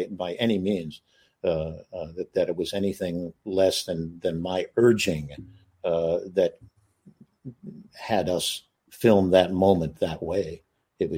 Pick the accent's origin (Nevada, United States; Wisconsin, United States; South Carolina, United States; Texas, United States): Texas, United States; King Ranch area; now in Los Angeles, United States; my childhood in Texas. I was raised around the King Ranch area